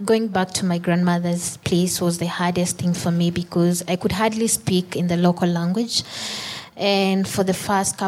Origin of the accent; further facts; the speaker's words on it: Kenya; from Kenya.